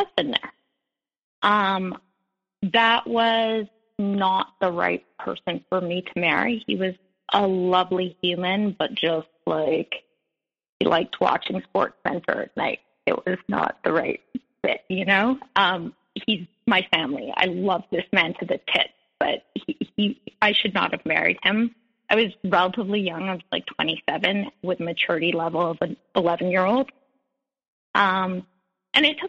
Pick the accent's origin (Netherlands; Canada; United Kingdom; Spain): Canada; Montreal, Quebec; now in New York, United States; I'm Canadian. I live in New York, but I'm a Montrealer, and I grew up in a house